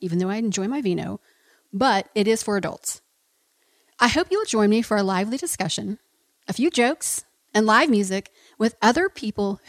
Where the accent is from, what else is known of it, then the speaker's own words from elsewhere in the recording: Oklahoma, United States; moved away as an adult; now in San Antonio, United States; my home state of Oklahoma